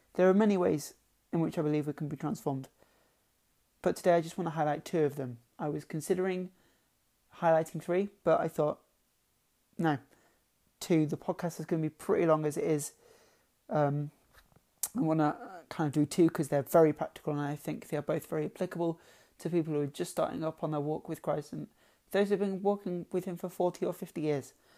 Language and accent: English; Lincoln, East Midlands, United Kingdom; I'm from Lincoln